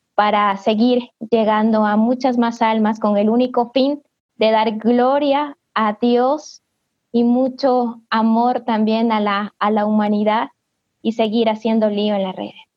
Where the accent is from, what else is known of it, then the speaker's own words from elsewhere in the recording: Cariamanga, Loja, Ecuador; soy de Ecuador, al sur, en la provincia de Loja, en la ciudad de Cariamanga